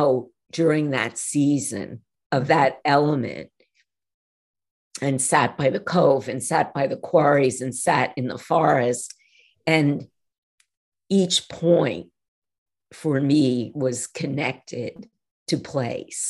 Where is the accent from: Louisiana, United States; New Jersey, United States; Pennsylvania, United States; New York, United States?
New York, United States; North Shore of Long Island; moved away; I grew up on the North Shore of Long Island, which at the time when I was growing up was still a bit wild